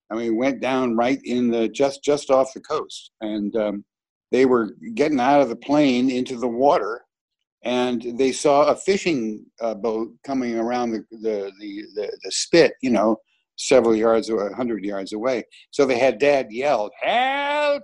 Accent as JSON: {"language": "English", "town": "Los Angeles", "region": "California", "country": "United States", "tie": "born or raised there", "said": "I grew up in California. In L.A., Studio City"}